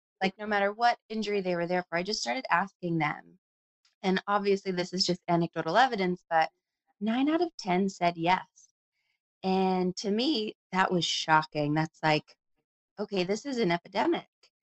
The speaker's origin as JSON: {"language": "English", "town": "Anchorage", "region": "Alaska", "country": "United States", "tie": "born or raised there", "also_born_or_lived": "Tacoma, Washington / Seattle, Washington / Boston, Massachusetts", "moved": "as an adult", "lives_now": "Bend, United States", "said": "I was born and raised in Anchorage, Alaska"}